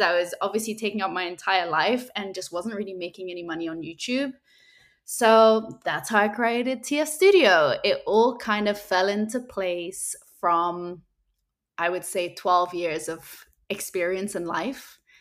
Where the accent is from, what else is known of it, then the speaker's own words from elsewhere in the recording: Spain; I grew up in Spain